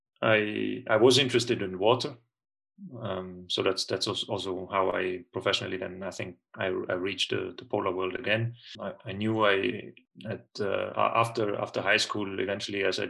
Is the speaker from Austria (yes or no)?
yes; Tyrol, Austria; moved away as an adult; I'm originally from Tyrol in Austria. I was born there. I lived there the first 18, 19 years of my life. So I grew up in the mountains.